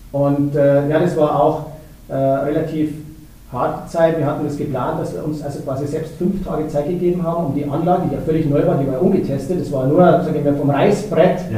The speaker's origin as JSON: {"language": "German", "region": "Bavaria", "country": "Germany", "said": "ja gut, als Bayer hätten wir sich da, sage ich mal, toller den Namen ausdenken können"}